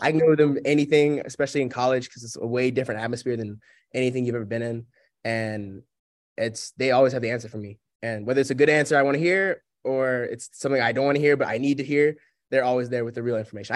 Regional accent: Sewanee, Tennessee, United States; moved away as an adult; now in Spartanburg, United States; my hometown of Sewanee

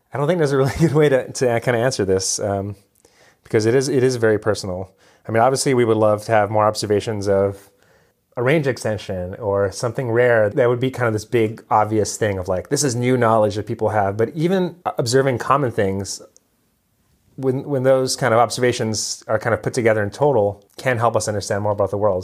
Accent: Hawaii, United States; moved away as an adult; also born or lived in Western Massachusetts; growing up in Hawaii

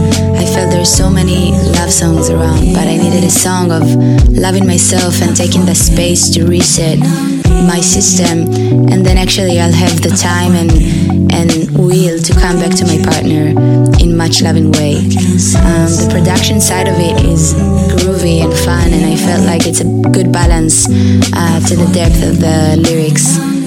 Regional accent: Tel Aviv, Tel Aviv District, Israel; I'm a musician from Tel Aviv, Israel.

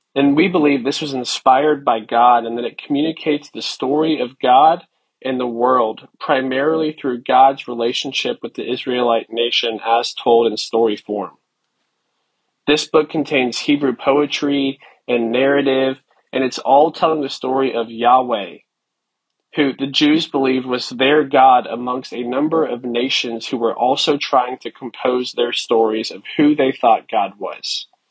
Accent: United States; as an American

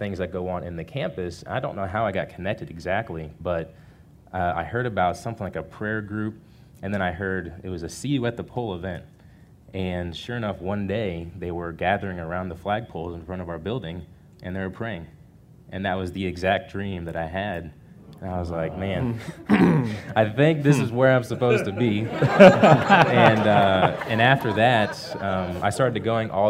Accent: Kansas City, United States; moved away as an adult; now in Houston, United States; my hometown of Kansas City

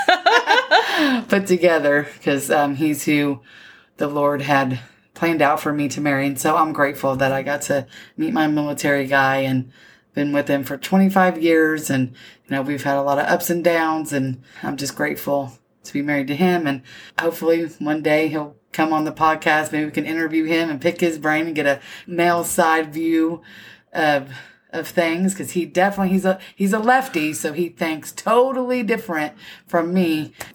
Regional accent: Indiana, United States; moved away as an adult; also born or lived in San Antonio, Texas; I grew up in Indiana in the Midwest.

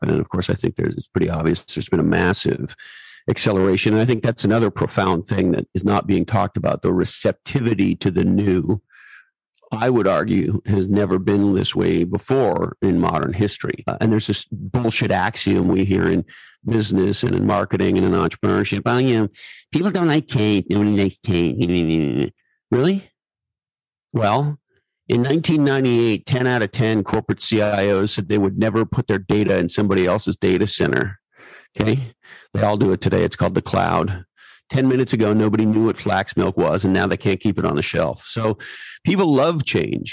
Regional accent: California, United States; I'm Californian

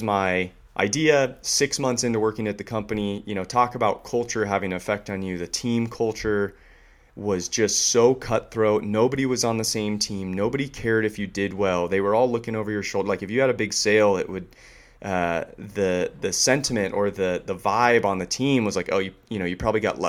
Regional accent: San Diego, California, United States; also born or lived in Silicon Valley / New York; kid that grew up in San Diego

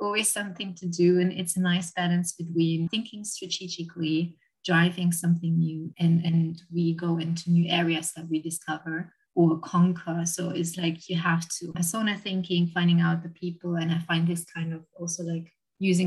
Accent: Germany; moved away as an adult; now in London, United Kingdom; I'm originally from Germany and I've been living and working in London for the last 9 years.

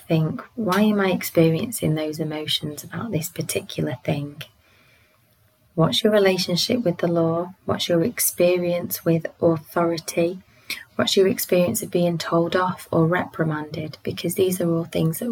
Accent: United Kingdom; I identify as British

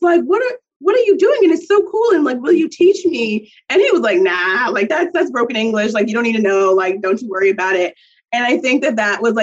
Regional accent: suburb of New York City, United States; I'm from Norrell, New York, which is a suburb right outside of New York City, really close to the Bronx.

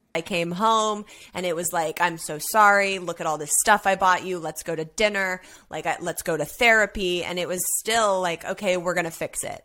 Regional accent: Los Angeles, California, United States; I grew up, born and raised in Los Angeles as an only child

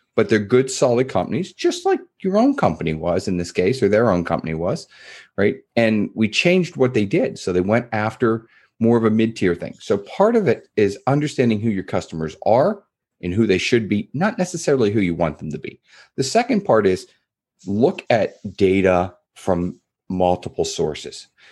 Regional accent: East Coast, United States; moved away; I grew up in the East, so I had, I'll call 'em East Coast manners.

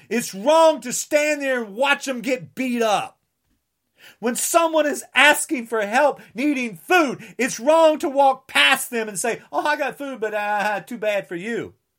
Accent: New Jersey, United States; I'm from New Jersey

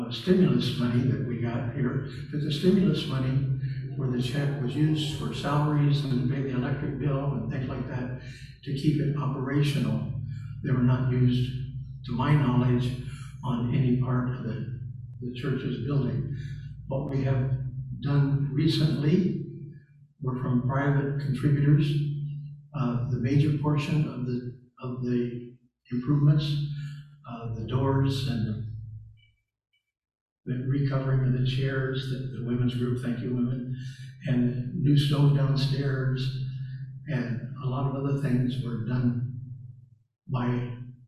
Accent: the South, United States; I'm from the South

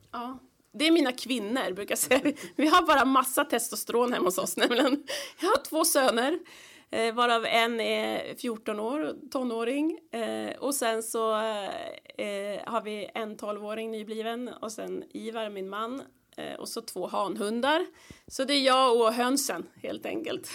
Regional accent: Stockholm, Stockholm County, Sweden; moved away; där växte vi upp med min bror och min lilla katt Morre och mina föräldrar

